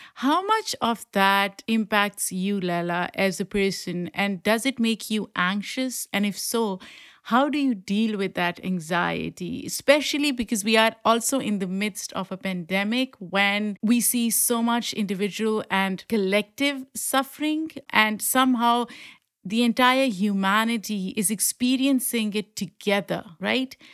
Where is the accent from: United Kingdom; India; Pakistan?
Pakistan; moved away; I grew up in Pakistan and ethnically I belong to the same group as Afghanis and I speak the language